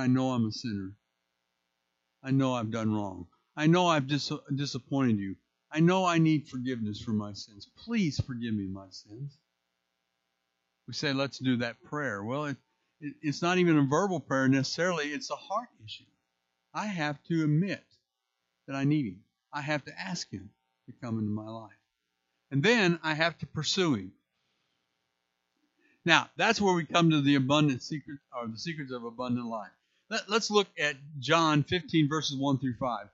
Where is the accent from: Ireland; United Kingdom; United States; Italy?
United States; St. Louis, Missouri; moved away as an adult; now in Indiana, United States; I'm originally from St. Louis